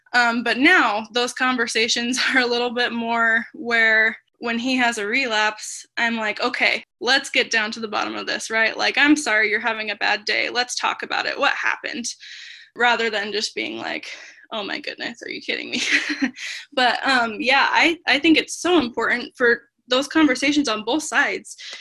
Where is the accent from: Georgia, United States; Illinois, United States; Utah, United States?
Utah, United States; Taylorsville; moved away as an adult; now in Des Moines, United States; I'm originally from Taylorsville, Utah, but I moved to Des Moines, Iowa